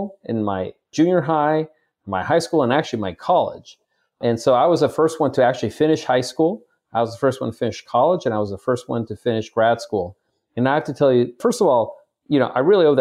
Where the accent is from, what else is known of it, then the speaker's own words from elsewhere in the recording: Chula Vista, California, United States; I was born in Chula Vista. I was a son of immigrants.